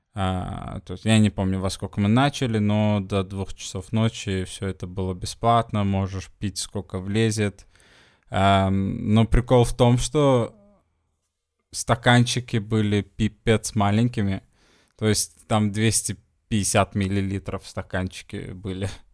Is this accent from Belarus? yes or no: no; Sweden; now in Portugal; из Швеции